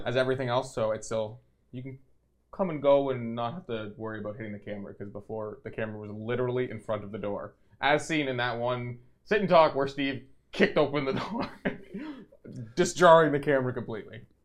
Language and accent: English; Canada; we are Canadian